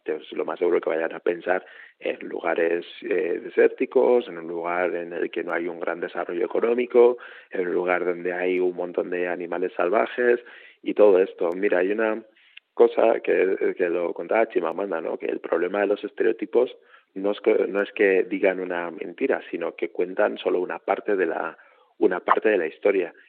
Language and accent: Spanish; Huesca, Aragon, Spain; soy de Huesca